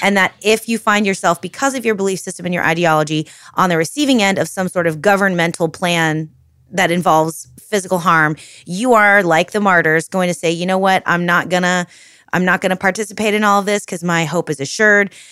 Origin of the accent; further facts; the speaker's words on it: United States; my identity as American